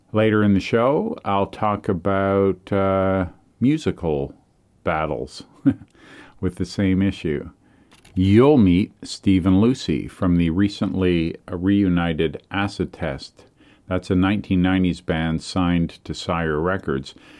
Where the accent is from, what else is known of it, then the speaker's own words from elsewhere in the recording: Canada; being a Canadian